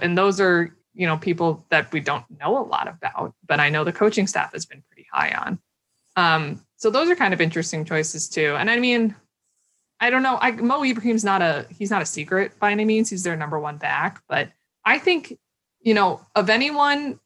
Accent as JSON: {"language": "English", "region": "Minnesota", "country": "United States", "said": "I'm from Minnesota and obviously I live in Minneapolis"}